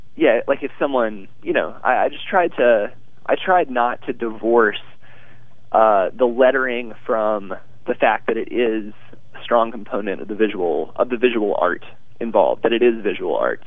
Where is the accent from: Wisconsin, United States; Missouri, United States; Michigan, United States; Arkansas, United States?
Arkansas, United States; moved away as an adult; Arkansas, my home state